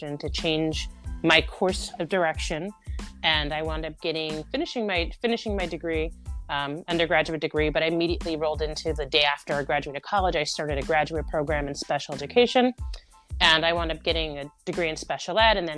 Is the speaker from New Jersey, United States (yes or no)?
yes; New Jersey, United States; also born or lived in New York City; I am from New Jersey